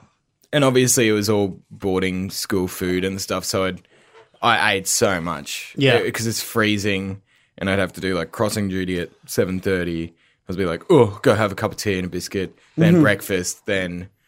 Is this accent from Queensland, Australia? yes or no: yes; Brisbane, Queensland, Australia; moved away as an adult; also born or lived in England; I lived in Brisbane my whole life